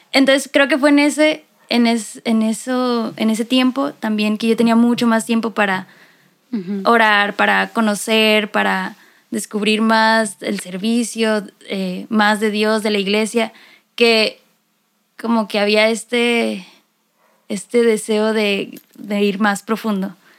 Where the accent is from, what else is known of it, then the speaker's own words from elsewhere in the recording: Mexicali, Baja California, Mexico; now in Monterrey, Mexico; soy de Mexicali, pero actualmente vivo en Monterrey